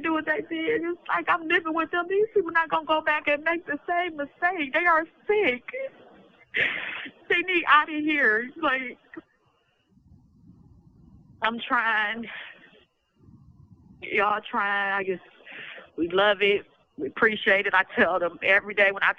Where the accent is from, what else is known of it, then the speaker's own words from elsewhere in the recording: the South, United States; I'm from the South